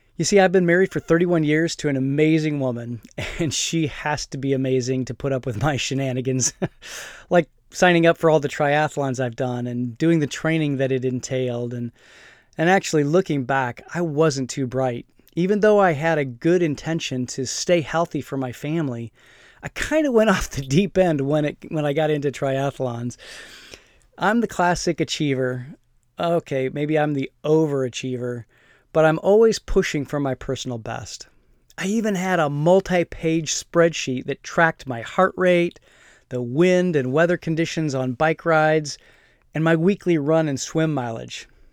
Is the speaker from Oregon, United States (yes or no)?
no; Fort Wayne, Indiana, United States; moved away; back in my hometown of Fort Wayne